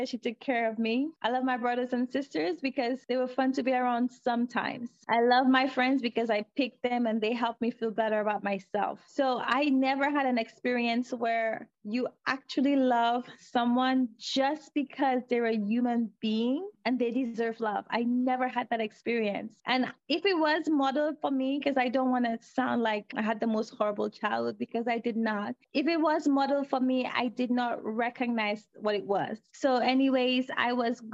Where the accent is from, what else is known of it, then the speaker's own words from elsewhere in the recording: St. Lucia; moved away; I am originally from St. Lucia